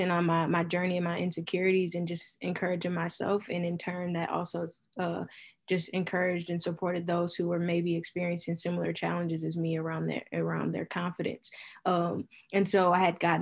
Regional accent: Milwaukee, Wisconsin, United States; Born and raised in Milwaukee. I've been here my whole life, except for my senior year of high school

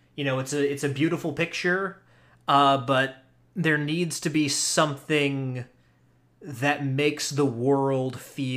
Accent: Charlotte, North Carolina, United States; I grew up in Charlotte, North Carolina

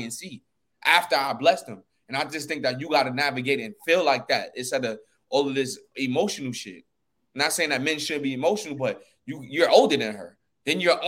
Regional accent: New York, United States; as a New Yorker

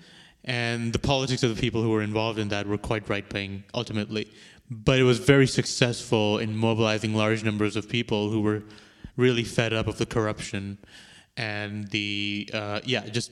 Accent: Karachi, Sindh, Pakistan; moved away as an adult; now in Vancouver, Canada; From Pakistan. I was born in Karachi, which is the main sort of port city of the country. It's like around 20 million people who live there.

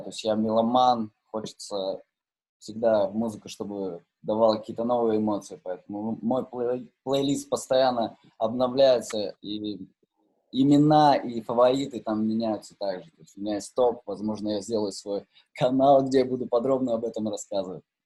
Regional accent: Novosibirsk, Novosibirsk Oblast, Russia; я в свое время играл э, в суперкрутом баре в Новосибирске, да, я из Новосибирска

